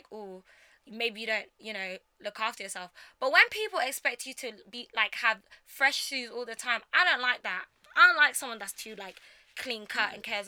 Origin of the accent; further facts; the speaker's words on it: London, United Kingdom; also born or lived in Ghana; I grew up in Southeast London